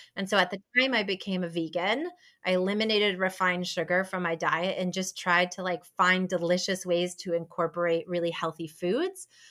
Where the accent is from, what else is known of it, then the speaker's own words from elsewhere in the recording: Ann Arbor, Michigan, United States; moved away as an adult; also born or lived in New York; now in Raleigh, United States; I grew up in Ann Arbor, and I went to the University of Michigan